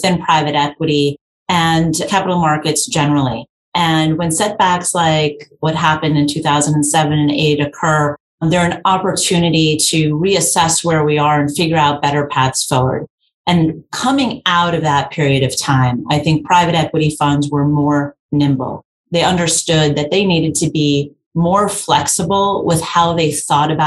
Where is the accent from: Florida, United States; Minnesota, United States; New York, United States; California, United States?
New York, United States; New York City; I grew up in New York. I'm a born and bred New Yorker from the Bronx